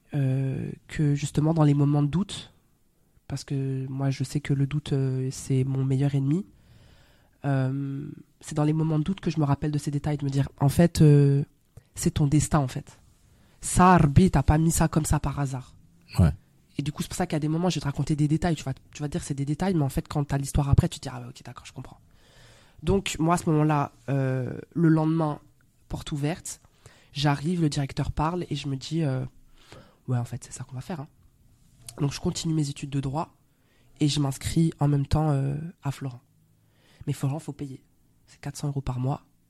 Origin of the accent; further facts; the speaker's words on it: Belgium; accent: Belgian; moved away as an adult; also born or lived in Brussels / Paris; now in France; je suis euh, belge, je suis actrice. Je suis arrivée en France il y a à peu près 5 ans maintenant. Là, d'un coup, mon accent belge